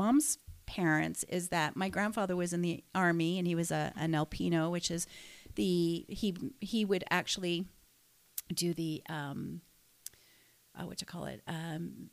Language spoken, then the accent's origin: English; Canada; moved away; I'm Canadian. I was Canadian born, but I was actually first generation Canadian born